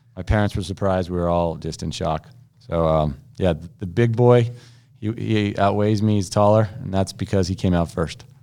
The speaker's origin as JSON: {"language": "English", "country": "United States", "said": "being an American"}